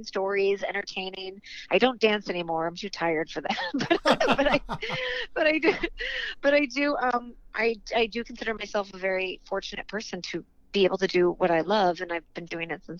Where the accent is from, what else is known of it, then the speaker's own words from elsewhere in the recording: St. Louis, Missouri, United States; moved away; I grew up in St. Louis, Missouri